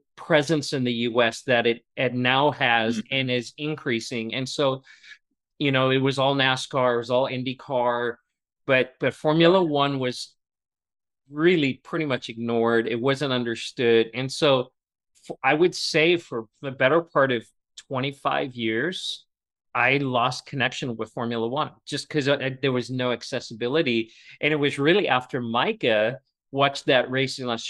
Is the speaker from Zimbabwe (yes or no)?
no; Gauteng, South Africa; moved away; I grew up in South Africa and probably about 40 minutes away from Kyalami